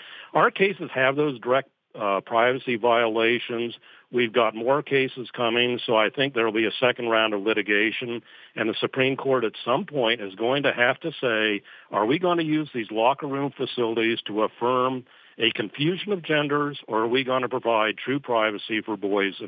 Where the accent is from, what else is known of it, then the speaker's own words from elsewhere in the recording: Scotland, United Kingdom; accent: Scottish; That's my Scottish accent